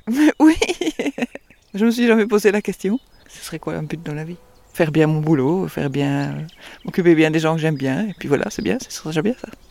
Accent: Belgium; accent: Belgian; je suis belge.

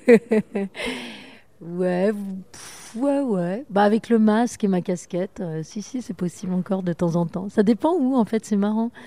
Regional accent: Orléans, Centre-Val de Loire, France; also born or lived in Paris; à deux ans, mes parents sont partis, enfin bon, bref, à côté d'Orléans, à La Source, entre Olivier et La Source

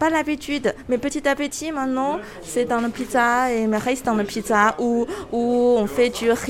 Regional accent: China; Je viens de Chine

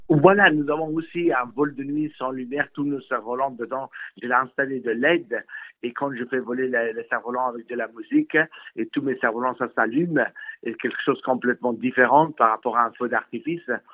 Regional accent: Afghanistan; now in France; je suis originaire d'Afghanistan

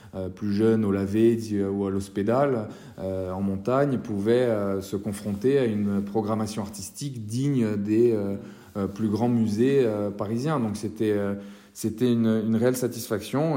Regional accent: Corsica, France; créer un grand rendez-vous d'art chez nous en Corse

